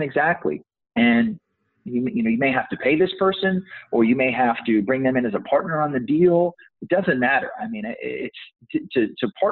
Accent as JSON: {"language": "English", "region": "Texas", "country": "United States", "tie": "born or raised there", "said": "I was born and raised in Texas, where I reside today"}